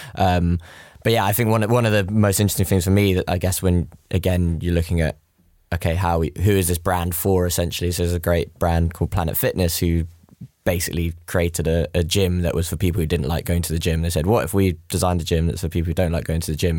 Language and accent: English; London, United Kingdom; I'm, I'm from West London.